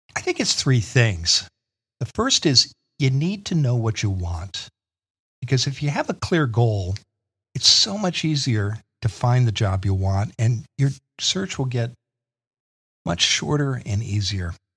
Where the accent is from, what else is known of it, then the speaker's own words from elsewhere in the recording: Eastern Iowa, United States; moved away as an adult; also born or lived in Washington, D.C.; I grew up in the Midwest in Eastern Iowa